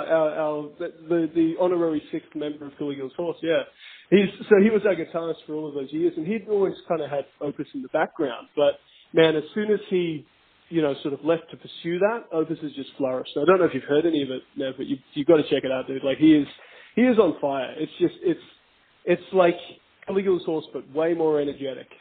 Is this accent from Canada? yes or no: no; Australia